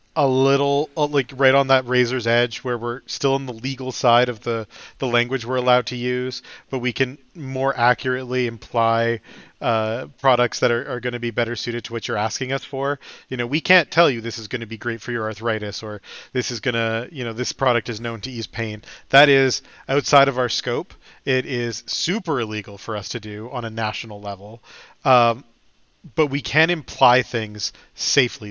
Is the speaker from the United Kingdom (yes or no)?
no; Canada